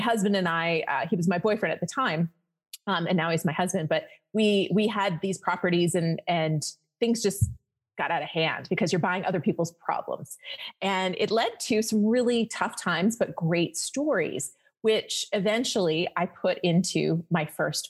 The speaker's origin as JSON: {"language": "English", "country": "Canada", "moved": "as an adult", "lives_now": "Las Vegas, United States", "said": "I'm Canadian."}